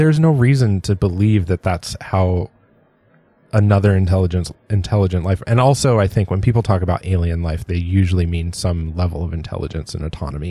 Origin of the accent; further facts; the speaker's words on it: San Diego, California, United States; I grew up in San